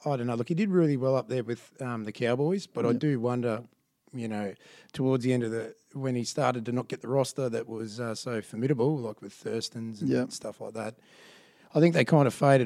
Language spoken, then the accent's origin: English; Ipswich, Queensland, Australia; I grew up in Ipswich, came from Ipswich originally